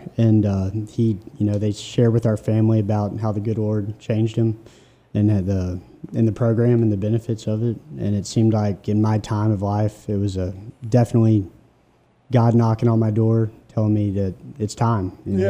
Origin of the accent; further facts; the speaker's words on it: Memphis, Tennessee, United States; Well, I'm from the greater Memphis area. Yeah, I grew up and went to Briarcrest around Memphis. Collierville, Germantown is kind of the outskirts where I grew up.